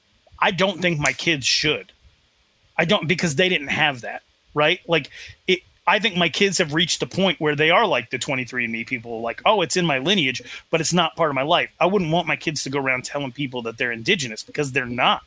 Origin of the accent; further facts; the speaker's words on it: United States; also born or lived in Arizona / Wyoming; My grandmother, Virginia, full Northern Cheyenne. It's not part of my life. My dad left the reservation. I was raised in Arizona and Wyoming, not in southeastern Montana. I still have a lot of relatives on the res. I got my mom's skin tone, but like, I'm registered with the tribe.